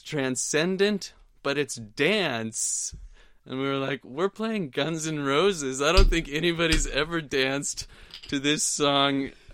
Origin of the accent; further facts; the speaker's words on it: Portland, Oregon, United States; now in Duarte, United States; when I grew up in Portland